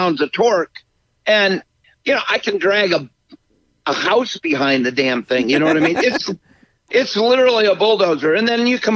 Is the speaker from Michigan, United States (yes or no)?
yes; Michigan, United States; I grew up in Michigan